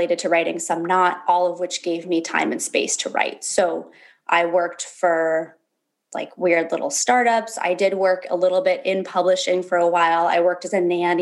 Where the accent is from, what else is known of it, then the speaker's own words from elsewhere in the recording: Berkeley, California, United States; also born or lived in Alaska; I was born in Berkeley, California. I spent a lot of my teenage years going back and forth between California and Alaska, where my dad moved when I was like 11.